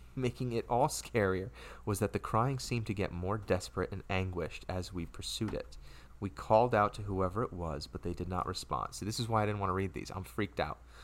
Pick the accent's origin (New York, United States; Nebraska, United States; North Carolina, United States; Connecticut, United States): Connecticut, United States; Stamford; moved away as an adult; now in Ridgefield, United States; I'm from Stanford, which is a, a city, you know, if you will, uh, in Connecticut.